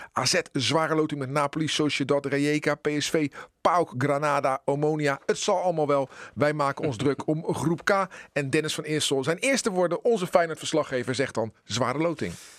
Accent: Netherlands; als Nederlanders

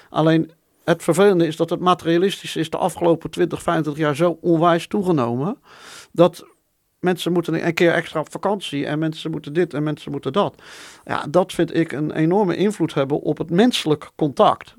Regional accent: Netherlands

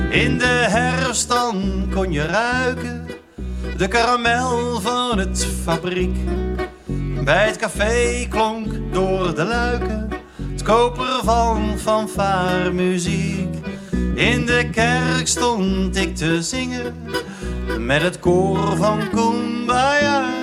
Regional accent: North Brabant, Netherlands; Ehm, nou, kom ik dus uit Brabant. Het is misschien niet helemaal meer te horen, maar ik kan het nog wel.

